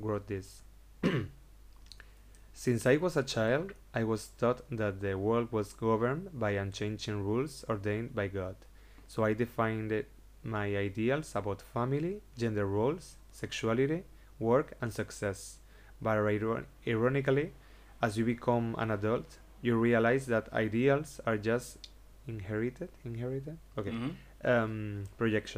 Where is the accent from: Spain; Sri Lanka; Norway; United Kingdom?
Spain; Seville, Andalusia; English is a second language; moved away as an adult; also born or lived in Madrid / Cádiz / Barcelona; now in Sitges, Spain; when I was born in Sevilla